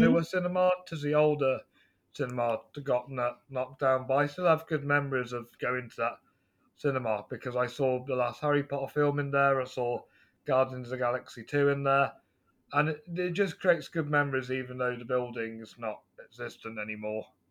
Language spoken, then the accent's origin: English; near Stratford-upon-Avon, West Midlands, United Kingdom; I'm from England, uh, West Midlands, near Stratford upon Avon.